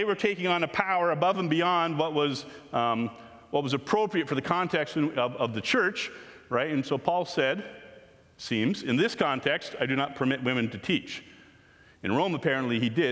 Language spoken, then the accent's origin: English; Canada; We are Canadian people following Jesus